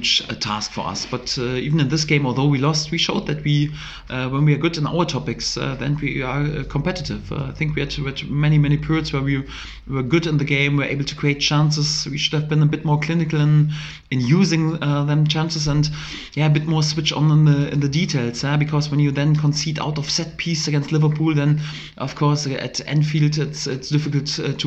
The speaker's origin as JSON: {"language": "English", "country": "Germany", "second_language": "English", "moved": "as an adult", "lives_now": "Norwich, United Kingdom", "said": "I'm from Germany"}